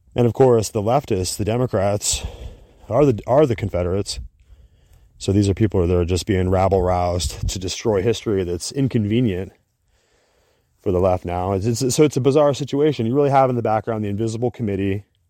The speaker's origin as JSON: {"language": "English", "country": "United States", "said": "we as an American people"}